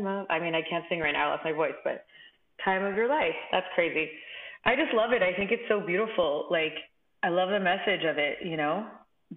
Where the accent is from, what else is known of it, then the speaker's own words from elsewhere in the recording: Los Angeles, California, United States; I'm originally from Los Angeles